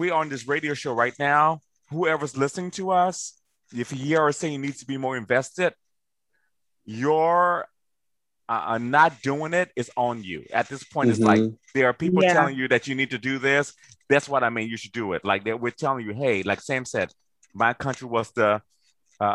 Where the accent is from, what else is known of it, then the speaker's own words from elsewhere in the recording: Liberia; now in United States; When I was in Liberia